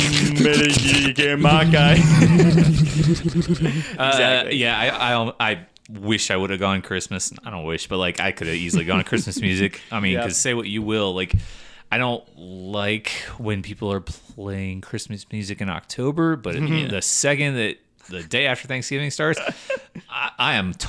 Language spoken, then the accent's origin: English; Virginia, United States; growing up in Virginia, we used to go to Busch Gardens a lot.